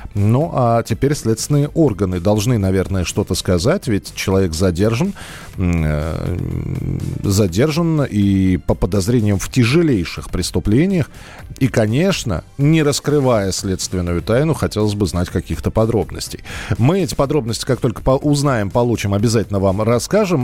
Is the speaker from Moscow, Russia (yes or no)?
yes; Moscow, Russia; я, например, типичный городской житель, родился и вырос в Москве